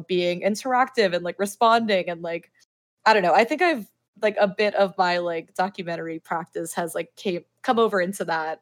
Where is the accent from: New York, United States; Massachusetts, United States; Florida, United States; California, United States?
Florida, United States; Miami; I'm from Miami, which is very conservative actually, within like the Cuban community at least